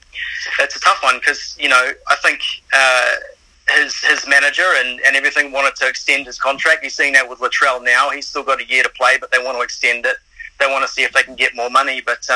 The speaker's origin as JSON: {"language": "English", "region": "Auckland", "country": "New Zealand", "moved": "yes", "lives_now": "Sydney, Australia", "said": "So I'm originally from Auckland"}